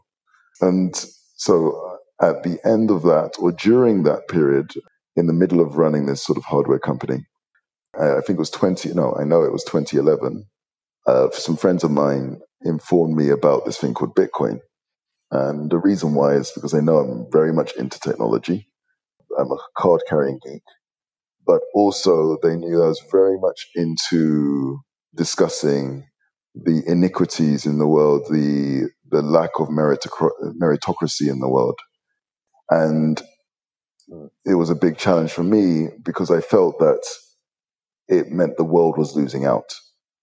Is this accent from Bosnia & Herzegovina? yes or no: no; London, United Kingdom; moved away; my background is I'm a Londoner. I was born to hardworking, working class Nigerian parents. I was actually conceived in Nigeria, born in the UK. So I sort of made it, my mother made it to Heathrow Airport, and I sort of combat rolled down the stairs into London. And I grew up most of my life there.